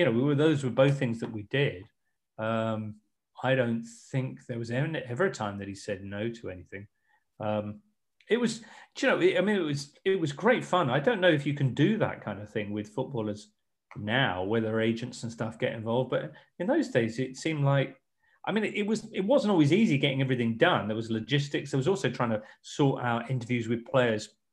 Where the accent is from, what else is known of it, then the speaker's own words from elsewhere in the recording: England, United Kingdom; I'm just English